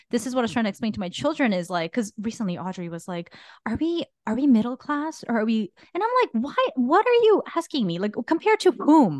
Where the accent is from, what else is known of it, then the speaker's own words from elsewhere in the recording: Guatemala; moved away; I grew up in Guatemala